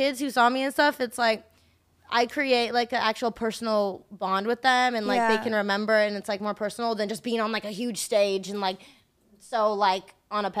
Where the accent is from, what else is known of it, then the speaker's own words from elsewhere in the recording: Colorado, United States; I grew up in Colorado